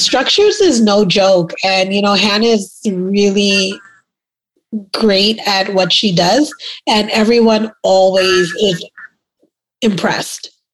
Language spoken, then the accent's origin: English; New York City, New York, United States; accent: New Yorker; moved away; also born or lived in Trinidad; I'm a West Indian girl and I grew up in Brooklyn, New York